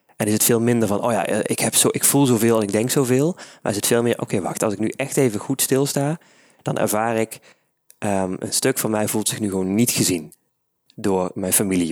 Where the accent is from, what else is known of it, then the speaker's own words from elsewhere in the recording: Maastricht, Limburg, Netherlands; Ja, ik ben van Maastricht